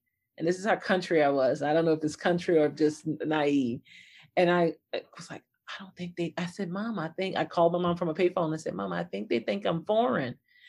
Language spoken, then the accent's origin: English; Detroit, Michigan, United States; I grew up in Detroit, Michigan, which was really good.